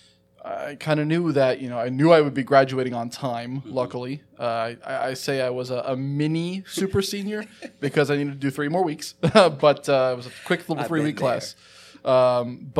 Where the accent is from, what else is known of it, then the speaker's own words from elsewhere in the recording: Chesterfield County, Virginia, United States; also born or lived in Long Island, New York; when I moved here from Long Island, you know, we moved to Chesterfield County. My folks still live in the same house that we moved into